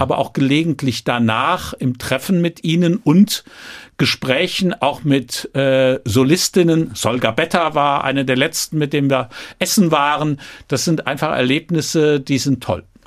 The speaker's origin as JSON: {"language": "German", "town": "Troisdorf", "region": "North Rhine-Westphalia", "country": "Germany", "said": "ich bin protestantischer Rheinländer"}